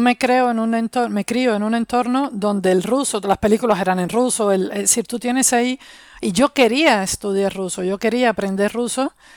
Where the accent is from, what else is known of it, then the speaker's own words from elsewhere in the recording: Havana, Cuba; moved away as an adult; also born or lived in Soviet Union; now in Spain; Vengo de Cuba, de La Habana, como todos los cubanos, todos los cubanos somos de La Habana